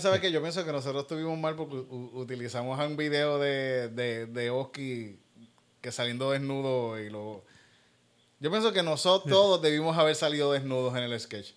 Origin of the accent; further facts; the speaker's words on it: Puerto Rico; me siento menos puertorriqueño